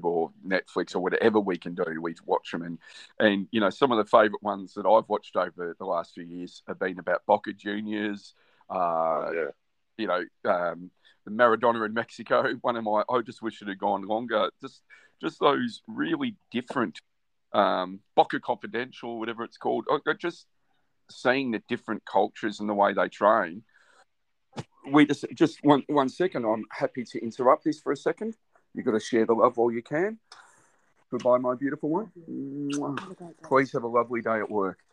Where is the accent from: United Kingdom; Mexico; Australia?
Australia; growing up in Australia